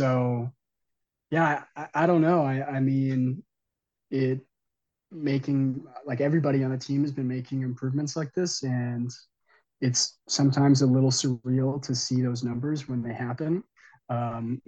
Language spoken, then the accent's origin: English; Claremont, California, United States; moved away as an adult; now in Colorado Springs, United States; I'm actually from Claremont, California